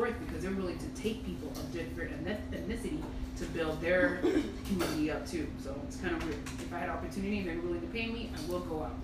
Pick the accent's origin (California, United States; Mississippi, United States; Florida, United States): Florida, United States; Miami; born and raised in Miami